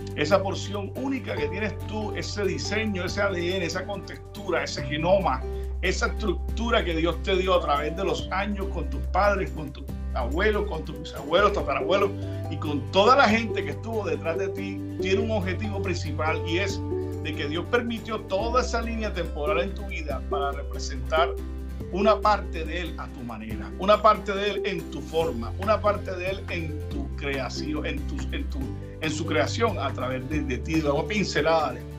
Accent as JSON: {"language": "Spanish", "town": "Cartagena", "region": "Bolívar", "country": "Colombia", "tie": "born or raised there", "moved": "yes", "said": "nací en Cartagena, Colombia, eh, hace unos 40 años. Básicamente eh, crecí dentro de la iglesia"}